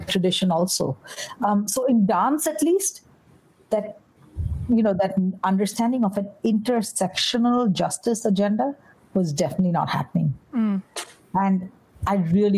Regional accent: West Bengal, India; moved away as an adult; now in New York, United States; where I grew up in Bengal

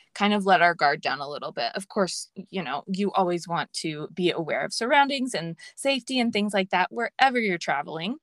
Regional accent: Los Angeles, California, United States; I grew up in LA, and so that's my home base

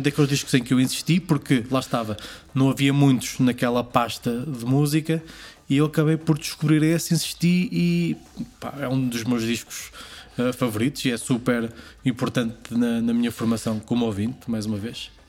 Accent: Portugal; moved away as an adult; also born or lived in Hamburg; o baile de São Silvestre, porque é a minha aldeia

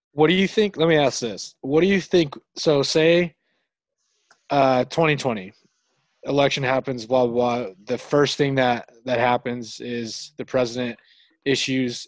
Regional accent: United States; I'm from the United States.

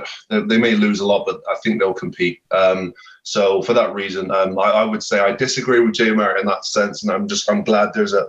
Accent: Plymouth, South West England, United Kingdom; being from Plymouth, there's a pro team still in my hometown.

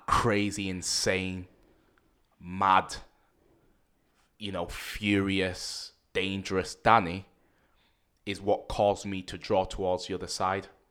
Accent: Manchester, North West England, United Kingdom; accent: Mancunian; I grew up in Manchester, a place called Rusholme.

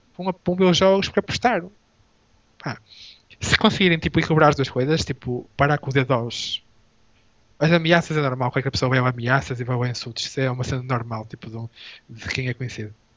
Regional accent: Portugal; first language Portuguese; somos portugueses

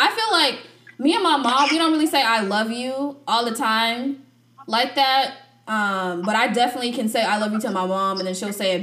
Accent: United States; we were raised in the United States

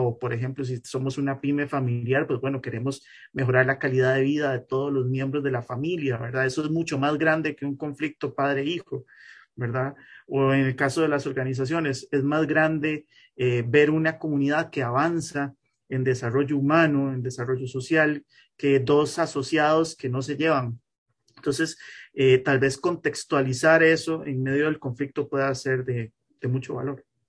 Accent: Costa Rica; como costarricense

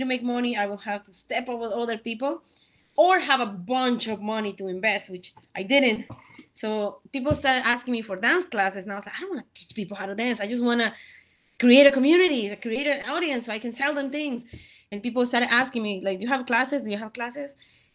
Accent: El Salvador; now in United States; I'm from El Salvador

